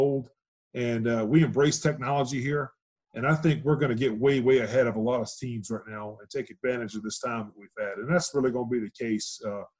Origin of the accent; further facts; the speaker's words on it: Louisiana, United States; also born or lived in Houston; now in Reno, United States; I'm from Louisiana originally